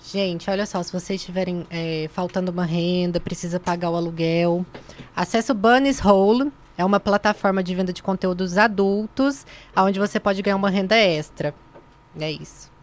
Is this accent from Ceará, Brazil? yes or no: no; Minas Gerais, Brazil; moved away; also born or lived in Ituiutaba; Eu sou de Minas